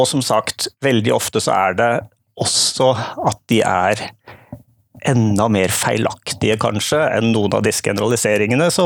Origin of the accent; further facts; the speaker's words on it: Southern Norway, Norway; For det andre er jeg Født og oppvokst på Sørlandet, men prøver tydeligvis å skjule det så godt jeg kan i dialekten.